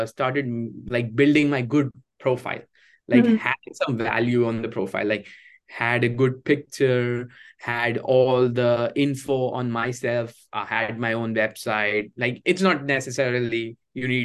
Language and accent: English; India; moved away as an adult; now in United States; my hometown in India